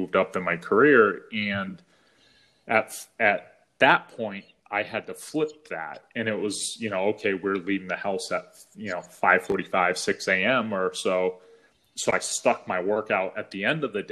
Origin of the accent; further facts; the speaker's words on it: New England, United States; moved away as an adult; now in California, United States; When we first moved out to California, where we live now, you know, I'm from New England.